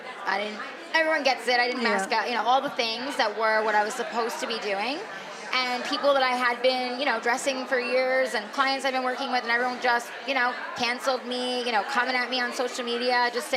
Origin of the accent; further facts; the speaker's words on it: New York, United States; moved away; also born or lived in California; I'm originally from New York. Yeah. So I'm like, you know, a New York girl at heart. And then I lived in California for 11 years